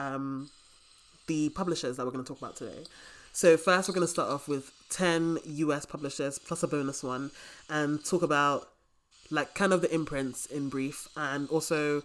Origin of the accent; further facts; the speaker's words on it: United Kingdom; I'm very British